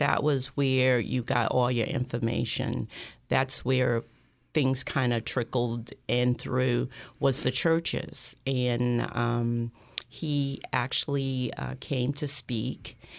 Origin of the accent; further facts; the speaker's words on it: Alabama, United States; We were protesting, and this is Alabama. This is back in the 60s, early 60s. I was 12, and he came to our town, and we were sitting there